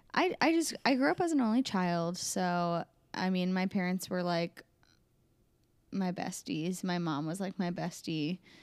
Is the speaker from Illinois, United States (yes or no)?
no; Des Moines, Iowa, United States; I was born in Des Moines, and I grew up in Des Moines, and I currently live